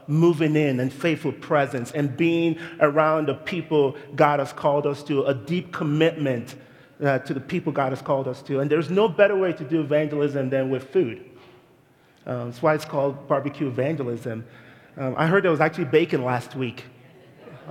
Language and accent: English; Nigeria; moved away as an adult; now in United States; I am a Nigerian immigrant, and I moved to this country about 22 years ago